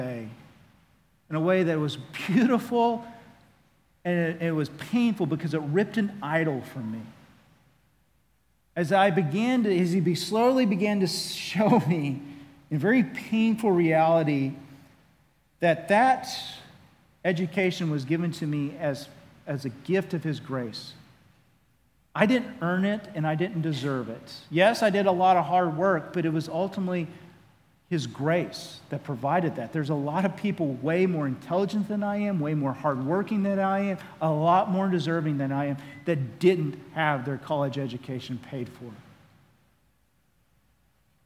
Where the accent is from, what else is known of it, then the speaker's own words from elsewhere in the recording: Oklahoma, United States; accent: Oklahoma; my Oklahoma accent